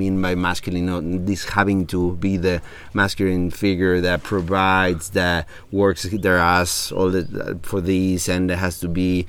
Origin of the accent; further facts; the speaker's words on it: Mérida, Yucatán, Mexico; English is a second language; moved away as an adult; also born or lived in Cancun, Quintana Roo / Mexico City; now in San Marcos La Laguna, Guatemala; I was raised until I was 11 in Merida, a little town in Yucatan